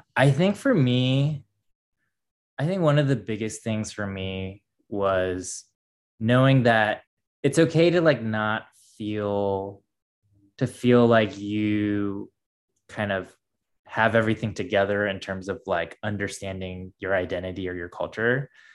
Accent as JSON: {"language": "English", "region": "Midwest", "country": "United States", "tie": "born or raised there", "said": "growing up in the States and growing up in the Midwest"}